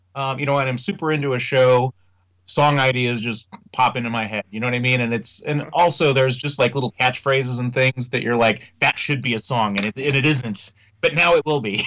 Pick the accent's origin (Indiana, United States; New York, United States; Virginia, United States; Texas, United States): Indiana, United States; Indianapolis; our hometown